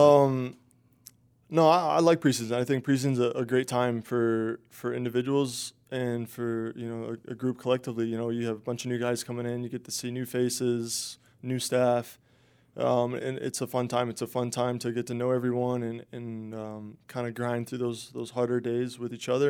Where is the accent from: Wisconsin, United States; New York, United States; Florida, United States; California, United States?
Florida, United States; Tampa; be in my hometown.